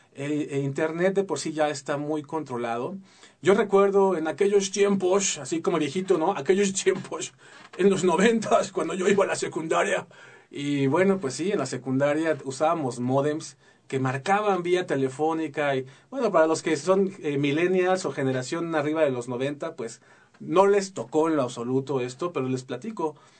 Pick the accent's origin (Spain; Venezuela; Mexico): Mexico; Mexico City; now in Querétaro, Mexico; yo soy chilango, nací en la Ciudad de México y recién desempacadito me vine para acá